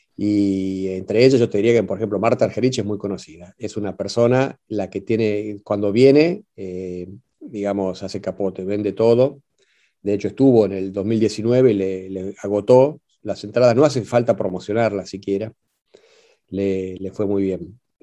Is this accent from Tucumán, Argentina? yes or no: no; Salta, Argentina; moved away as an adult; now in Shanghai, China; yo soy salteño